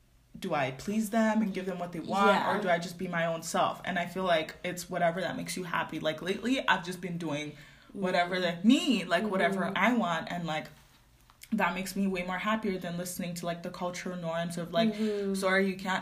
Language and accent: English; Nigeria; accent: Nigerian; No, literally. My Nigerian accent is coming out.